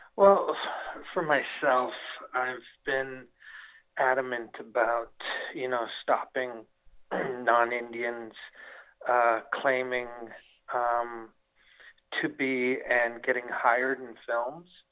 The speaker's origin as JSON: {"language": "English", "town": "Winnipeg", "region": "Manitoba", "country": "Canada", "moved": "yes", "lives_now": "Las Vegas, United States", "said": "Winnipeg, Manitoba, and that's where I'm from."}